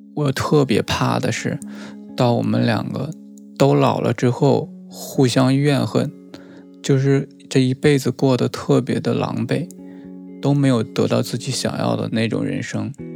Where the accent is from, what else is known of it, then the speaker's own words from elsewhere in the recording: Northeast China, China; 我是东北的嘛，那边民风也是比较彪悍